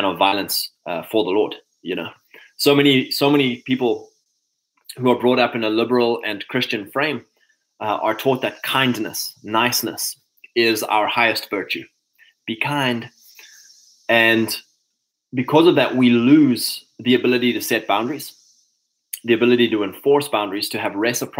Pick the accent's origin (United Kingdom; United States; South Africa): South Africa; KwaZulu-Natal; moved away; growing up in Natal, in the summer it's dark at 7 o'clock